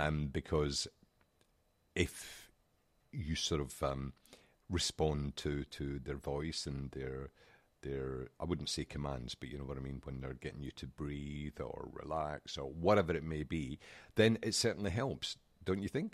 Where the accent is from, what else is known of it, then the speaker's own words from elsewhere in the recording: Scotland, United Kingdom; accent: Scottish; I'm Scottish. It's my accent.